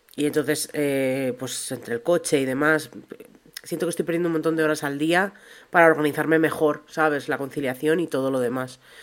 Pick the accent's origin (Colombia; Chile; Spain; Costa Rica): Spain; Segovia, Castile and León; A mí de pequeña me encantaban en Segovia